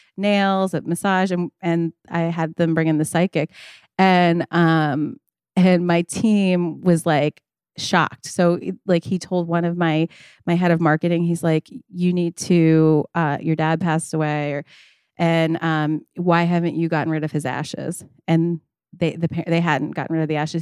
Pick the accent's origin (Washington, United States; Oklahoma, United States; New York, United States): New York, United States; Long Island; also born or lived in New Orleans, Louisiana; I'm grew up on Long Island, but I was born in New Orleans